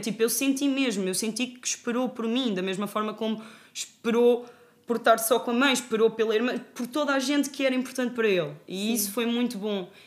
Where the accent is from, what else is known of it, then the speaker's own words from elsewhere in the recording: Fátima, Centro, Portugal; até sou de Fátima, que é uma terra muito pequena e toda a gente se conhece